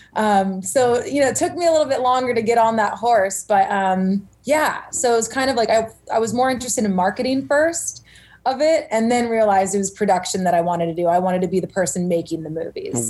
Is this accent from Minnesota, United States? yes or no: no; Simi Valley, California, United States; also born or lived in Santa Cruz, California; I was born and raised in Simi Valley, California